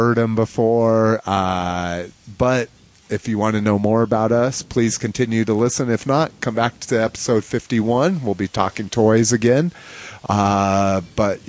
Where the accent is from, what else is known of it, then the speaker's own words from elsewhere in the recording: Albuquerque, New Mexico, United States; I was raised in New Mexico. I was mostly brought up in Albuquerque, New Mexico